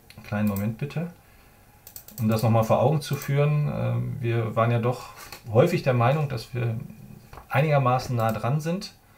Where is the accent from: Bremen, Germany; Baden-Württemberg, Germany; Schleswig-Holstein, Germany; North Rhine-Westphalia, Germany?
North Rhine-Westphalia, Germany; ich bin Ostwestfale